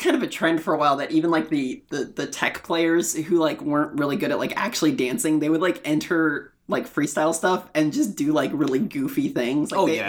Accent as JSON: {"language": "English", "town": "Fresno", "region": "California", "country": "United States", "said": "So I'm from Fresno."}